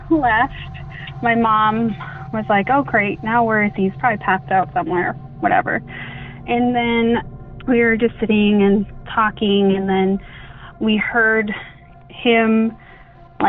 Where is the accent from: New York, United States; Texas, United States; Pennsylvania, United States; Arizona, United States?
Arizona, United States; I'm from Arizona on the Navajo Reservation, and we grew up listening and hearing the stories